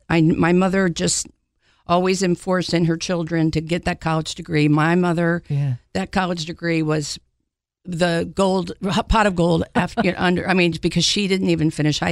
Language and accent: English; Maryland, United States; now in Knoxville, United States; Well, home is Maryland, mainly outside of D.C. And I've been here since 1983, so I love Knoxville.